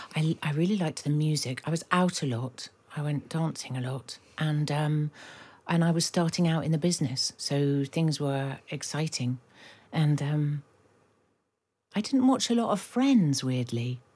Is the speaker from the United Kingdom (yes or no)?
yes; London, United Kingdom; having grown up in Kilburn